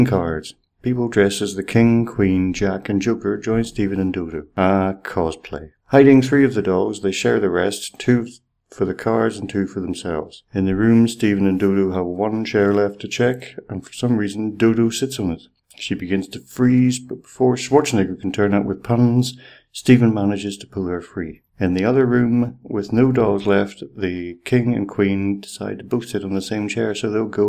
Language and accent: English; Ireland; I'm Irish